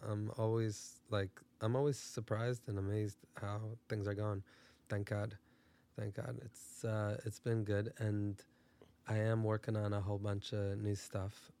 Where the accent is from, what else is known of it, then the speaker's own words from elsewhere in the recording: Brooklyn, New York, United States; born and raised in Brooklyn, New York.